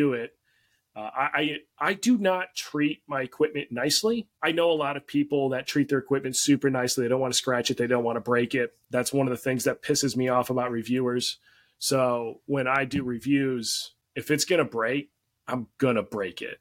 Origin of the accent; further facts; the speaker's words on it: Minnesota, United States; I grew up in Minnesota